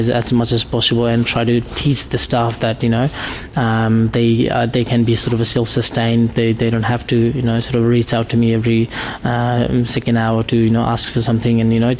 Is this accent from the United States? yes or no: no; Kathmandu, Bagmati, Nepal; English is a second language; now in Australia; people think I live in bottom of Mount Everest. You know, but I'm from Kathmandu, and you know, the Himalayas are quite far from there